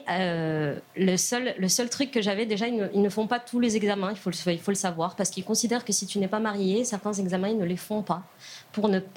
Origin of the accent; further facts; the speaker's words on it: Casablanca, Casablanca-Settat, Morocco; moved away; moi, j'ai grandi au Maroc, donc je suis née au Maroc, à Casablanca